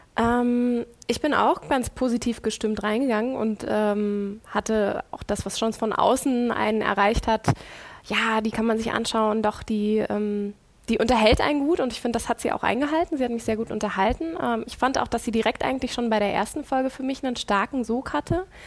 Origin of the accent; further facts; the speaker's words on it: Berlin, Germany; gebürtiges Berliner Pflänzchen